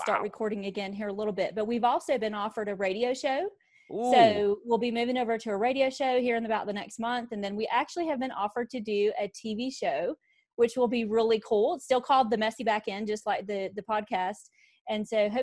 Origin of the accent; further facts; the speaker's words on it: Mount Airy, North Carolina, United States; now in Arizona, United States; I was born in North Carolina, in Mayberry, actually.